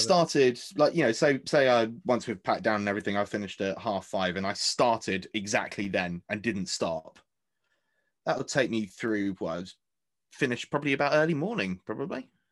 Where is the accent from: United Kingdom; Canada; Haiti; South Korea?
United Kingdom